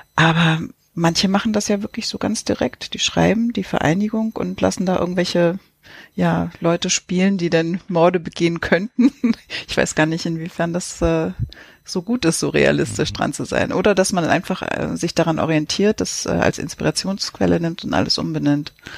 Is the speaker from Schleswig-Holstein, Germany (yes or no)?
yes; Lübeck, Schleswig-Holstein, Germany; moved away; als ich in Travemünde noch gelebt habe als Kind